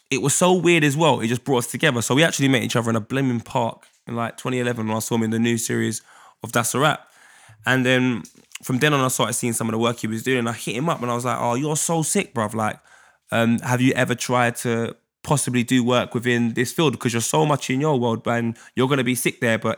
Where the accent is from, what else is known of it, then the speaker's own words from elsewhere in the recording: Jamaica; so if I see a girl in a club, I'm Jamaican. I'm gonna move to you.